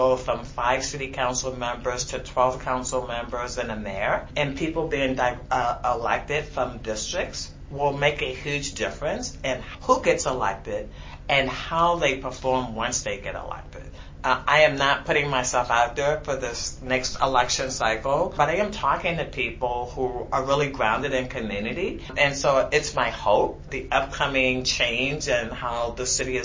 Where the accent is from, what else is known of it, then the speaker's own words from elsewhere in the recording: Baltimore, Maryland, United States; now in Portland, United States; I was fortunate to start my life in Baltimore, Maryland, which was 80% black